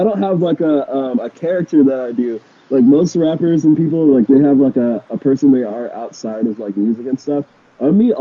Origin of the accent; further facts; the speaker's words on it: Fayetteville, North Carolina, United States; now in Los Angeles, United States; I'm from Fayetteville, North Carolina, we had a 24-hour Walmart.